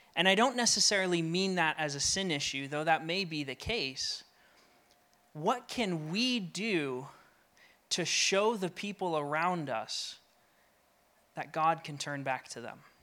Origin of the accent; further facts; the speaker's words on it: Colorado, United States; now in New England, United States; I'm from Colorado and moved here